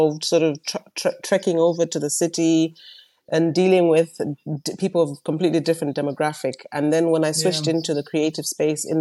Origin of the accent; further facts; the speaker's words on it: Malawi; also born or lived in United Kingdom / United States; now in South Africa; I am born and raised in Malawi